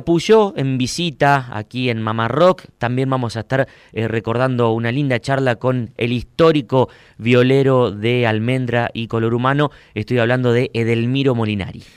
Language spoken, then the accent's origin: Spanish; Huinca Renancó, Córdoba, Argentina; born or raised there; now in Córdoba, Argentina